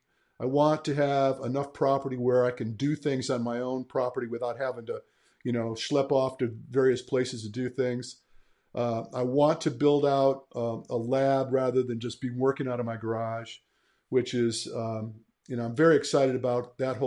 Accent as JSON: {"language": "English", "region": "Michigan", "country": "United States", "tie": "born or raised there", "said": "I'm a Midwestern boy myself. I'm from Michigan. I don't know if you guys knew that, but mm-hmm. I was born and raised in Michigan."}